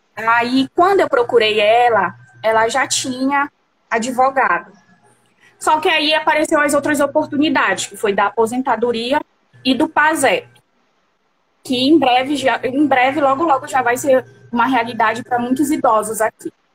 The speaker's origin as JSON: {"language": "Portuguese", "town": "Igarapé-Miri", "region": "Pará", "country": "Brazil", "said": "Eu sou do estado do Pará, de igarapé"}